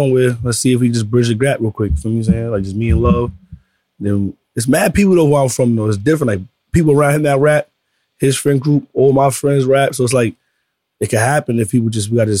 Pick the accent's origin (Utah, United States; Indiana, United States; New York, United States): New York, United States; New York City; I'm from Brooklyn.